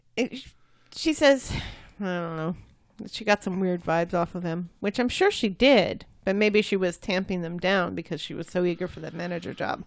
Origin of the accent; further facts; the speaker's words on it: United States; I'm American.